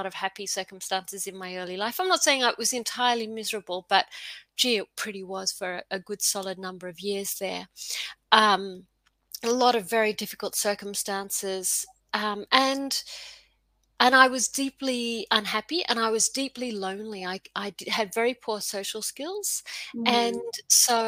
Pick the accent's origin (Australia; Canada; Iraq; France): Australia; also born or lived in Queensland; I'm Australian and I live in Queensland